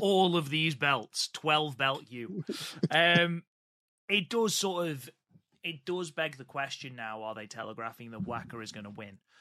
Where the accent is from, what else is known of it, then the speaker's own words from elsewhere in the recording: United Kingdom; I am British